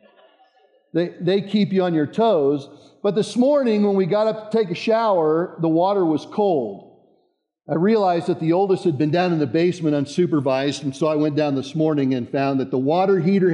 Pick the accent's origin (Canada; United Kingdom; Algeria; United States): United States; Boulder County, Colorado; moved away as an adult; I grew up outside of Boulder in the east part of Boulder County.